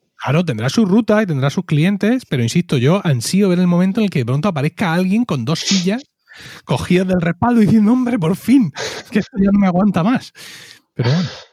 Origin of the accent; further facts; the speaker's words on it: Region of Murcia, Spain; accent: Murcian; con nuestro, acento, con nuestro acento abierto de par en par